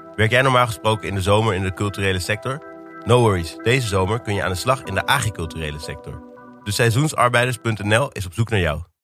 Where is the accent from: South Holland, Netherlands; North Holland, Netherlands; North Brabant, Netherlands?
North Holland, Netherlands; Amsterdam